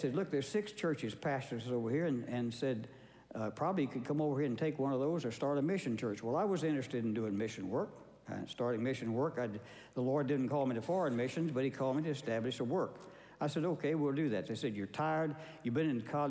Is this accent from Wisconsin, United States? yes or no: no; Texas, United States; also born or lived in Harlingen, Texas / Kilgore, Texas / Baytown, Texas / Beaumont, Texas; I was raised in Texas.